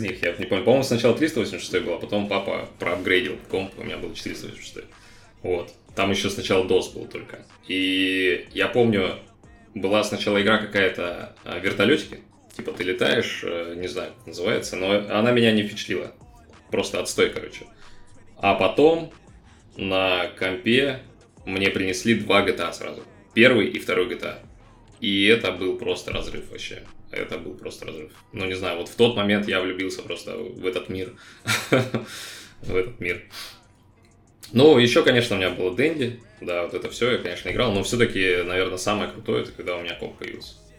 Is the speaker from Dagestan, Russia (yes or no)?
no; Novosibirsk, Novosibirsk Oblast, Russia; moved away as an adult; now in Argentina; Я вообще из Новосибирска, сам